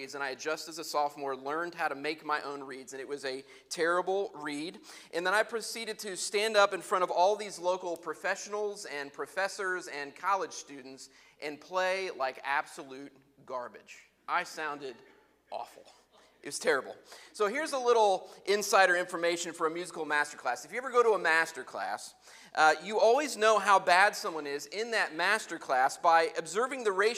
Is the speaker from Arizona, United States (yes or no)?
no; Muncie, Indiana, United States; I was a big oboe fish in a very small musical pond in Muncie, Indiana